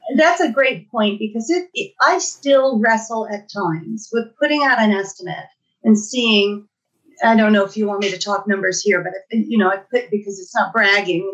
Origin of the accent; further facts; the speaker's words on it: Los Angeles, California, United States; moved away as an adult; now in Truckee, United States; I moved to Truckee from my hometown of Los Angeles